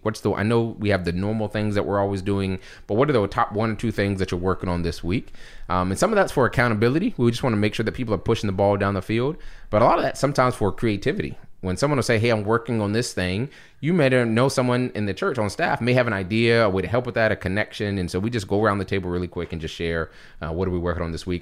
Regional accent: Charleston, South Carolina, United States; also born or lived in Philadelphia; born and raised in Charleston

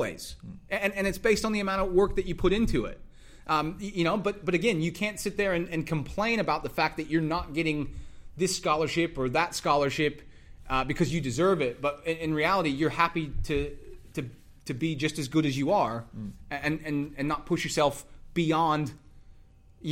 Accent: Dallas, Texas, United States; moved away as an adult; also born or lived in Louisiana / Iowa; I grew up in Dallas

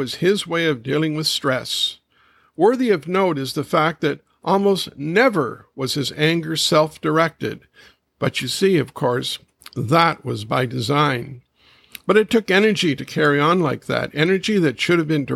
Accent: Kitchener, Ontario, Canada; my hometown of Kitchener-Waterloo

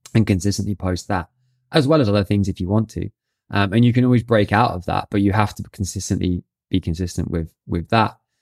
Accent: Brighton, South East England, United Kingdom; now in London, United Kingdom; Brighton and which is my hometown

